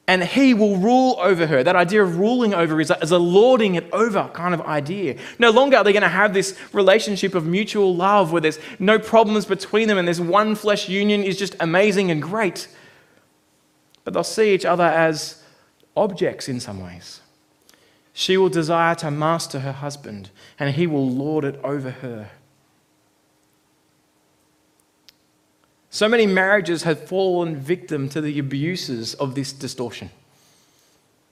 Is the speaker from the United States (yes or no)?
no; Australia; now in New Zealand; growing up in Australia